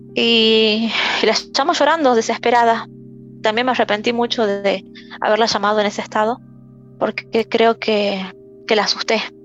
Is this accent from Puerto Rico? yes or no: no; Salta, Argentina; yo soy de Salta